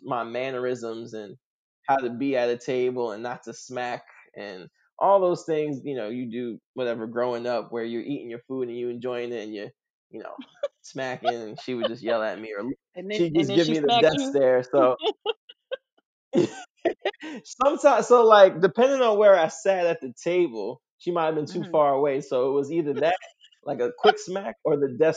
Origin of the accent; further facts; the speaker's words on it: New York City, New York, United States; I grew up in Queens, New York